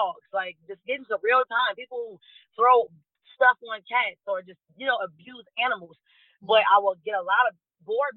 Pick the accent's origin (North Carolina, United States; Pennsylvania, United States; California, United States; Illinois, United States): Illinois, United States; Cook County; now in Maricopa County, Arizona, United States; I grew up in Cook County